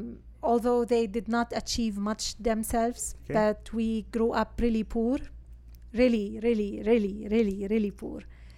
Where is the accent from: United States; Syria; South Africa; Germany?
Syria; moved away; I'm from Syria originally.